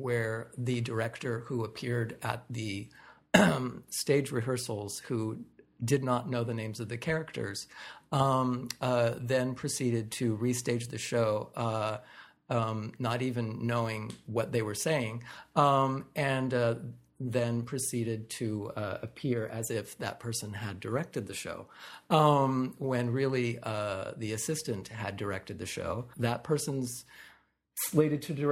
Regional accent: United States; moved away; as an American

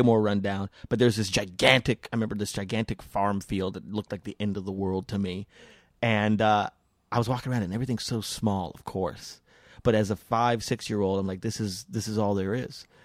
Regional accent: New Mexico, United States; I was born in New Mexico

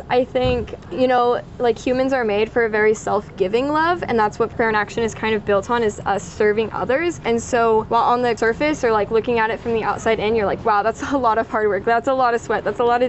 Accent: Smith Center, Kansas, United States; I'm originally from Smith Center, Kansas

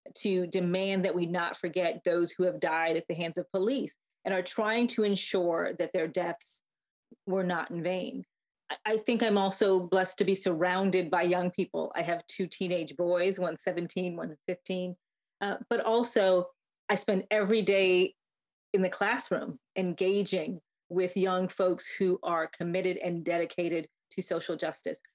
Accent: Connecticut, United States; I grew up in Connecticut as the child of Jamaican immigrants

